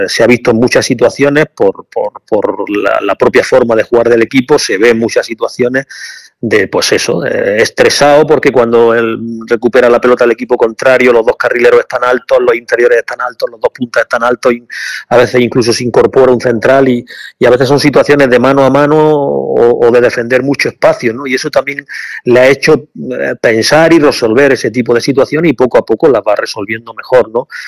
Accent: Granada, Andalusia, Spain; Yo soy de aquí de Granada

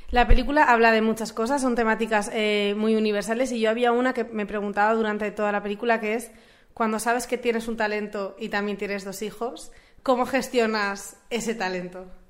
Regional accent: a town next to Moncada, L'Horta Nord, Valencian Community, Spain; al lado de mi pueblo, en Lortanor

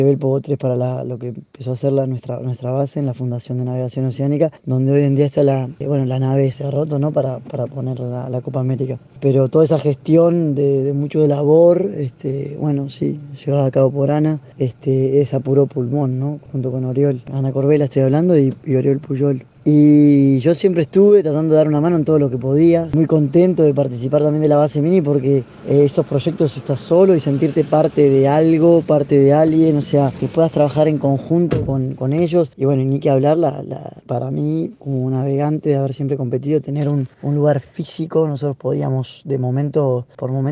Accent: Uruguay; Y como somos los uruguayos, estamos poco acostumbrados a ver otros uruguayos por el resto del mundo.

